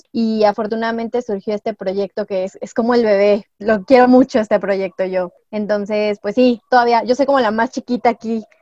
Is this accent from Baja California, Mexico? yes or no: no; Mexico City, Mexico; yo soy de Iztapalapa.